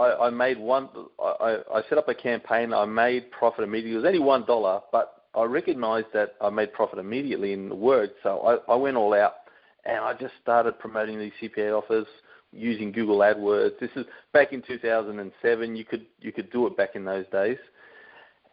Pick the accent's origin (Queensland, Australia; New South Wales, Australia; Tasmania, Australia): New South Wales, Australia; Sydney; moved away as an adult; now in Brisbane, Australia; I'm from Sydney originally, and I moved up here to Brisbane about 14 years ago